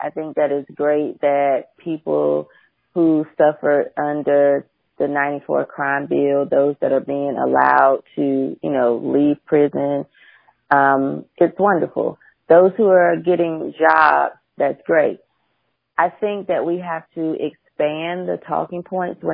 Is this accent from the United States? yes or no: yes; United States; I have 6 to 7 generations born right here in this country. I'm American.